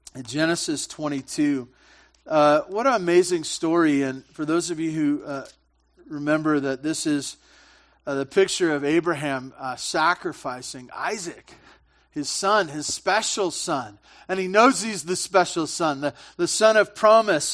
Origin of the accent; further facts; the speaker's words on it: Santa Barbara, California, United States; I grew up in Santa Barbara, big butchering town